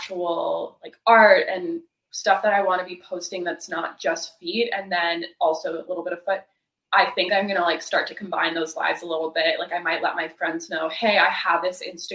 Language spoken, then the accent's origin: English; near Quebec, Eastern Canada, Canada; now in California, United States; I'm from Canada, and we do not learn Spanish in Canada. We learn French. So, and I'm from the eastern part of Canada, really close to Quebec, where it's totally French speaking. And I grew up like taking school, like being in French school.